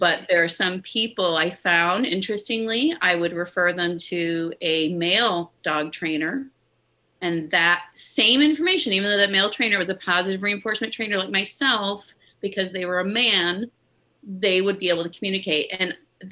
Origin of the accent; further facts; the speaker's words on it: Midwest, United States; moved away; also born or lived in New Orleans; I grew up in the Midwest